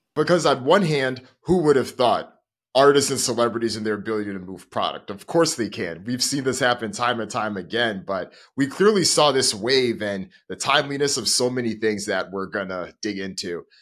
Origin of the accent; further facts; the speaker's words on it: Hartford, Connecticut, United States; Growing up in Hartford